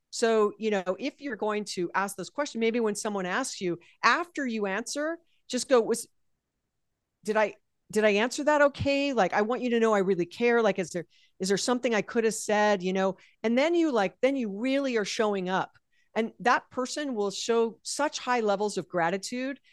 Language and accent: English; Hawaii, United States; I was born and raised in Hawaii